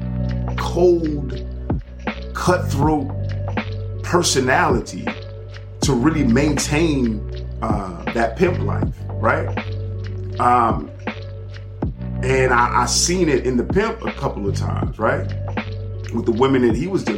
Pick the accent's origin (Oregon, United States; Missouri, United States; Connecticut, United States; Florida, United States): Florida, United States; Miami; I'm from Miami